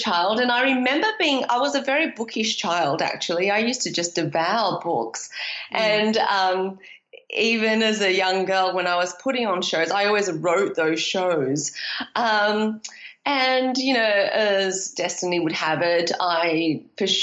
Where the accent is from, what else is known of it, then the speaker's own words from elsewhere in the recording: Australia; moved away as an adult; also born or lived in London / Shanghai; deciding to moved to London as a young adult after growing up in Australia